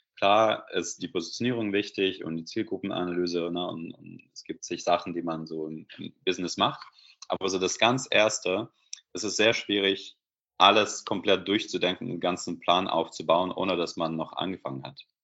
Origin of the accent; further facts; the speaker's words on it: Belarus; German is a second language; moved away as an adult; now in Germany; ich komme ursprünglich aus Weißrussland, äh, Belarus, und bin in Deutschland seit circa zehn Jahren